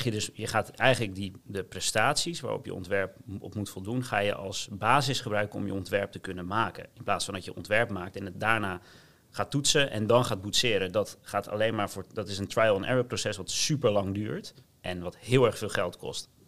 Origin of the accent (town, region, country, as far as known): Gouda, South Holland, Netherlands